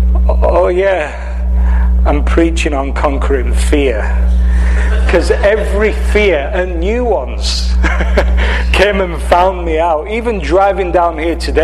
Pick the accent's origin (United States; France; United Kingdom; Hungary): United Kingdom; Cumbria, North West England; accent: English, northwest of England; moved away as an adult; From England. From the northwest of England. If you were looking at the map of England, you'd see Manchester, and then you'd see in the northwest a county called Cumbria